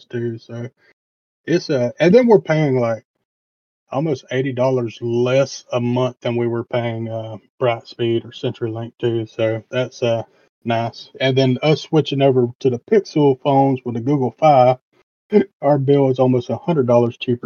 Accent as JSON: {"language": "English", "region": "the South", "country": "United States", "said": "being from the South"}